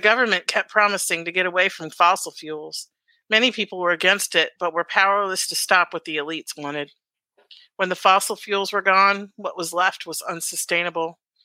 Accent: Alaska, United States; I grew up in Alaska

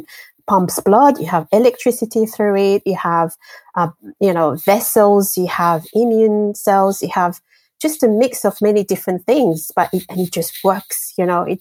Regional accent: Martinique; English is a second language; also born or lived in Madagascar / France / Japan / Germany; now in Australia; I grew up in the French Caribbean, a beautiful island called Martinique. And before that, I was born in Madagascar

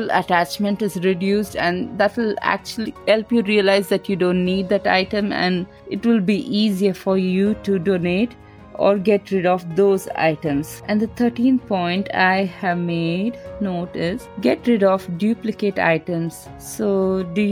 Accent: India; I'm Indian, so we are very colorful and we use all the colors

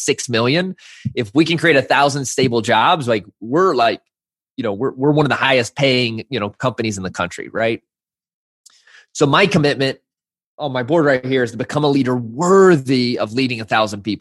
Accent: Arkansas, United States; growing up in the South in Arkansas

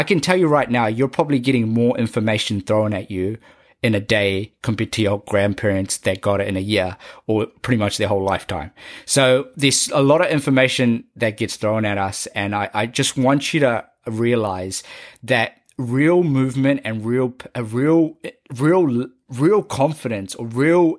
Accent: Auckland, New Zealand; me growing up in South Auckland, how it sort of narrated an idea and a concept in my brain

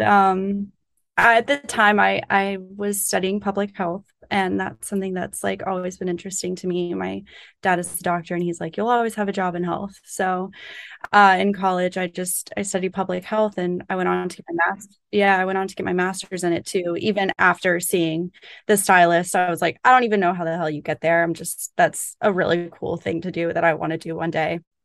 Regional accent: Florida Panhandle, United States; moved away as an adult; now in New York, United States; I'm from North Florida. I'm from the Panhandle

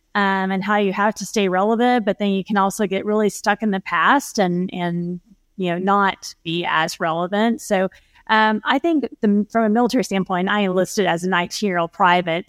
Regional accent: Oklahoma, United States; fellow Oklahoman

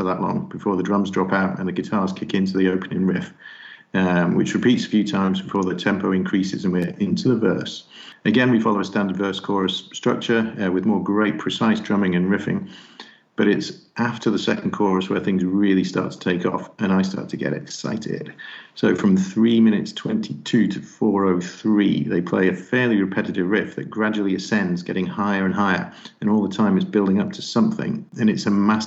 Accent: England, United Kingdom; I'm English

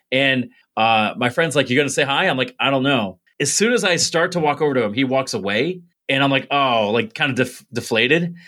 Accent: Binghamton, New York, United States; born or raised there; also born or lived in Mansfield, Pennsylvania

